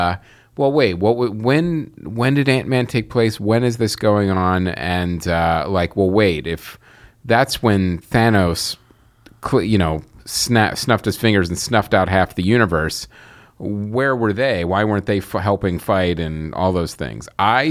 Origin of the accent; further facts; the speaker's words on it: Philadelphia, Pennsylvania, United States; And I'm from Philly.